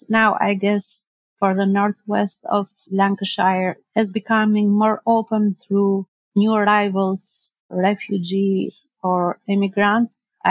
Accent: Tirana, Albania; English is a second language; moved away as an adult; now in Skelmersdale, United Kingdom; I never moved from my country, and it was difficult to readapt it with a new life.

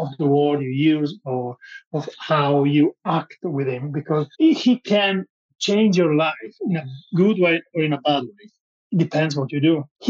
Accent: Italy; But I'm from Italy, so my background is pretty toxic about food.

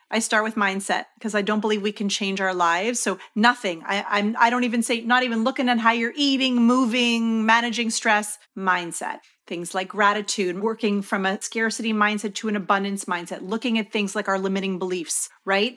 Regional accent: Canada; I'm from Canada

